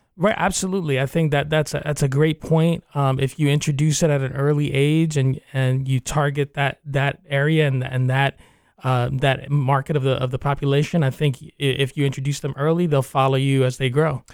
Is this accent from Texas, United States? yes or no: no; New York, United States; also born or lived in Cuba (parents) / Spain (grandparents); now in Central Florida, United States; I was born in New York, but, uh, my parents are from Cuba